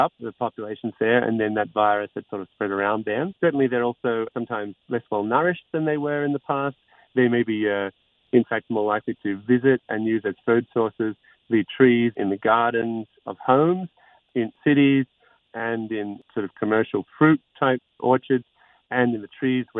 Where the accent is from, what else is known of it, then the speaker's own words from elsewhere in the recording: Queensland, Australia; also born or lived in Sydney, New South Wales; now in Great Ocean Road, Australia; I was born in Sydney, as it happened, but I grew up in Queensland.